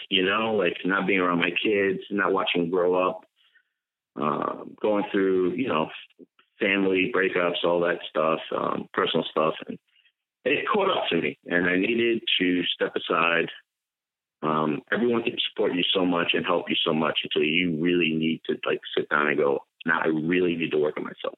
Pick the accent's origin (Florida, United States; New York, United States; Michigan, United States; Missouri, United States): New York, United States; Long Island; moved away; also born or lived in Ohio; I'm born and raised in Long Island. I'll always be a Long Islander